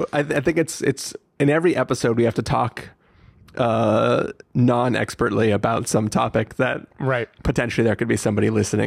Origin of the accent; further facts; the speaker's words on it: Oceanside, California, United States; as a kid growing up in Oceanside